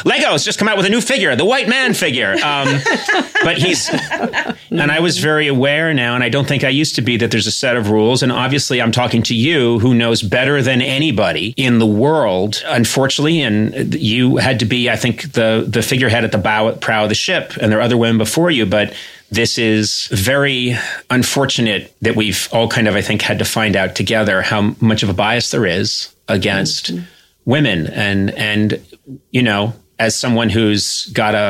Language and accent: English; Brookline, Massachusetts, United States; I'm an Irish Catholic from Brookline, Massachusetts, so in the Kennedy Democrat mold